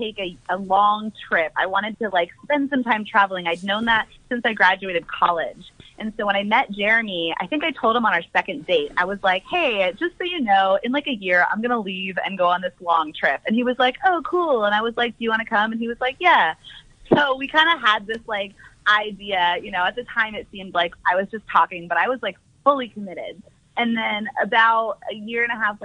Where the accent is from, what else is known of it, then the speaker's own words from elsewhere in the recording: Northern California, United States; we're from Northern California